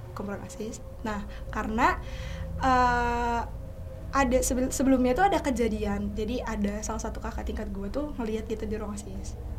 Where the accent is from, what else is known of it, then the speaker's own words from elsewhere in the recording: Bandar Lampung, Lampung, Indonesia; moved away as an adult; now in Jakarta, Indonesia; gue asal Bandar Lampung, tapi sekarang udah di Jakarta